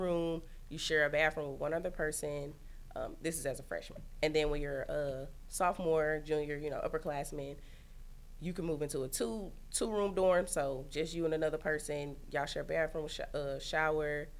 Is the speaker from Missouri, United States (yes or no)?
yes; St. Louis, Missouri, United States; also born or lived in Oklahoma / Kansas City; I'm from St. Louis.